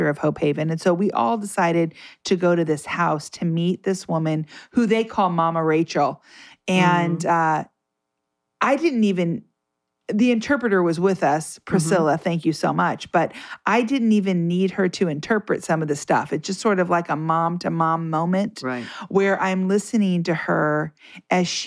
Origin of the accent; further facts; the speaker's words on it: Southern California, United States; born and raised in Southern California